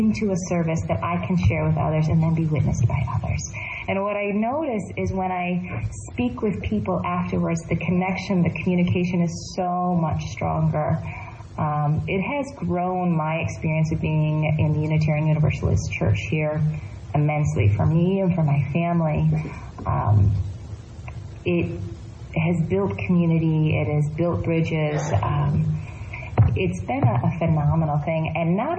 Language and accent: English; Michigan, United States; now in Davis, United States; I am from the Michigan region, and that's the Anishinaabe region